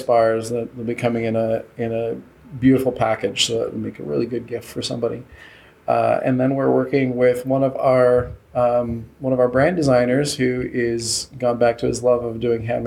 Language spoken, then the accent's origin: English; Minnesota, United States; born or raised there; moved away